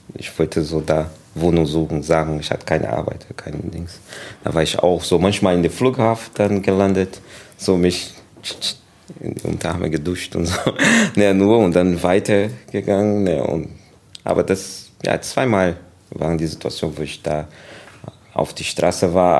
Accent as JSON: {"language": "German", "country": "Brazil", "tie": "born or raised there", "also_born_or_lived": "England", "second_language": "German", "moved": "yes", "lives_now": "Germany", "said": "Und dann bin ich in Brasilien aufgewachsen dann, ja, und 2001, dann bin ich hier gekommen."}